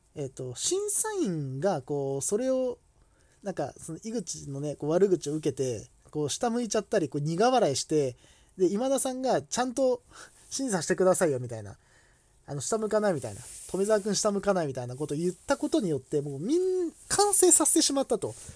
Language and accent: Japanese; Kanto, Japan; 自分とかはこう関東の出身